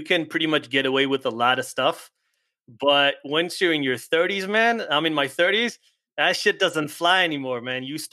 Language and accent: English; Israel; English is a second language; now in United States; I'm originally from Israel, but here my wife's American and I speak